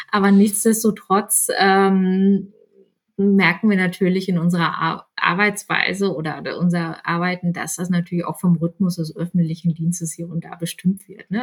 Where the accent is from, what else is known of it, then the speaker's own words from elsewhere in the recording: Bielefeld, North Rhine-Westphalia, Germany; moved away as an adult; also born or lived in Berlin; bin dann mit meinem ähm, jetzigen Mann nach Bielefeld gezogen, ist meine Heimatstadt